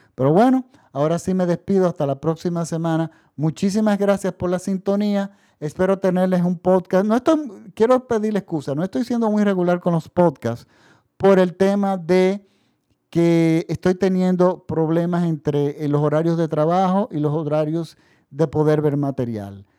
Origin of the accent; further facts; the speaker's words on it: Dominican Republic; En mi país, por ejemplo, la República Dominicana